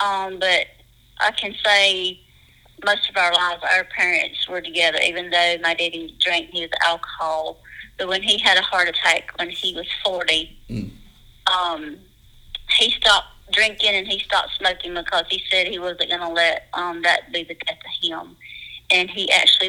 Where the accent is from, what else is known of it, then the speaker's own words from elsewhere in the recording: Dacusville, South Carolina, United States; also born or lived in Pickens, South Carolina; I was born in Pickens County in Pickens, South Carolina. I grew up in a small place, and it's called Dacusville, South Carolina.